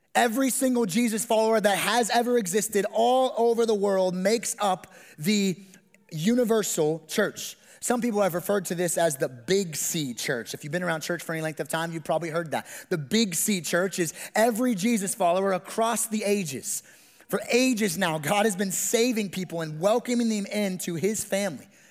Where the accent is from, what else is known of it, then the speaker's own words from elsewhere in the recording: West Coast, United States; moved away; I'm from the Best Coast, which is the West Coast